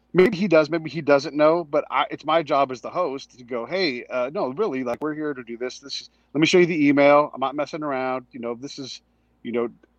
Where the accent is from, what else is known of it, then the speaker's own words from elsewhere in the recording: a small town in California, United States; I grew up in a small town in California. It's right on the bay